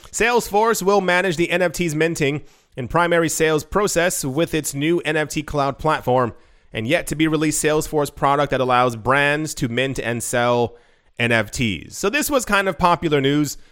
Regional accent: United States; I'm from the States

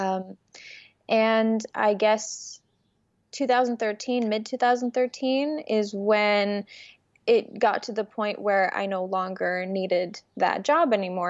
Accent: New York City, New York, United States; English is a second language; also born or lived in Ukraine; my mom and I immigrated to the United States when I was six years old from Ukraine. And we moved to Brooklyn, New York

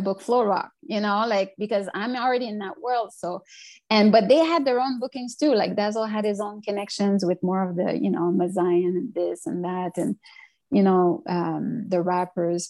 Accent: Montreal, Quebec, Canada; also born or lived in Notre-Dame-de-Grâce, Montreal; I'm from Montreal North. I've already moved to NDG

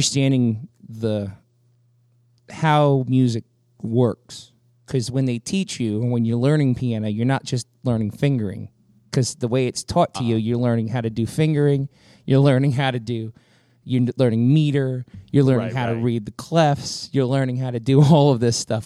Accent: West Bank, Louisiana, United States; when I was growing up on the West Bank

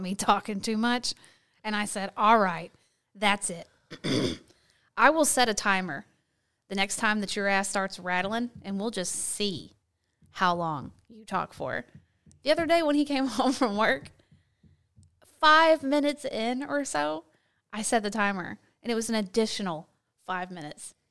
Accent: the South, United States; accent: southern; my southern accent

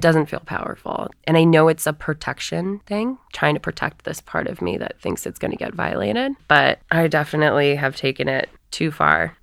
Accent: Northeast, United States; our Catholic church growing up in the Northeast

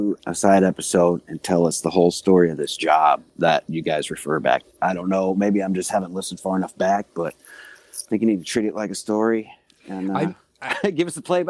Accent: Mississippi, United States; I grew up in Mississippi.

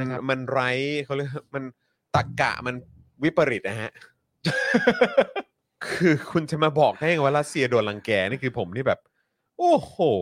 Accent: Thailand

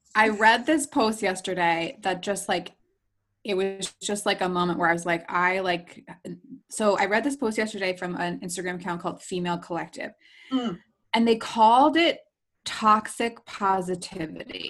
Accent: New Jersey, United States; I grew up in New Jersey. I grew up on the shore, the real shore, not MTV's Jersey Shore.

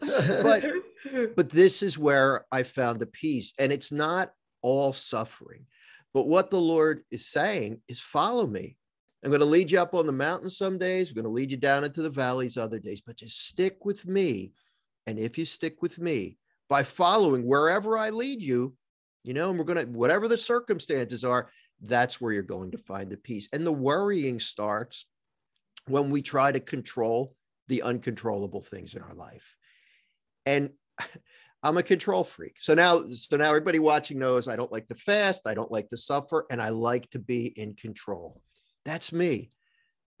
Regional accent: Philadelphia, Pennsylvania, United States; now in New Jersey, United States; I live in New Jersey, but I grew up in Philadelphia, Pennsylvania

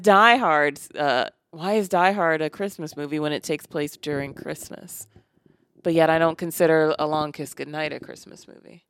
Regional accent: Maryland, United States; born or raised there

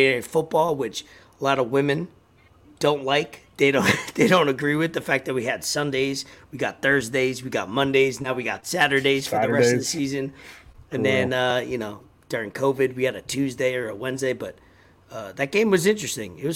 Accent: United States; accent: New York, Florida hybrid; also born or lived in New York / Florida; I got a kind of New York, Florida accent. It's like a hybrid.

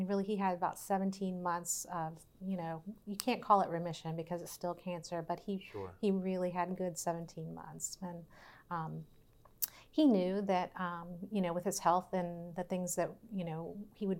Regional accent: Verona, Virginia, United States; We came from the same hometown

